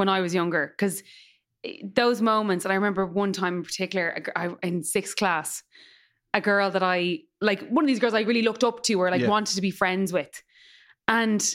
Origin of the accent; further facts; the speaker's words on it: Dublin, Leinster, Ireland; I'm the depths of Castleknock